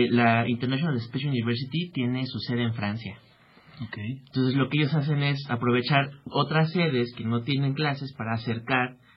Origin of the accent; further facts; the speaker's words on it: Mexico; somos cinco mexicanos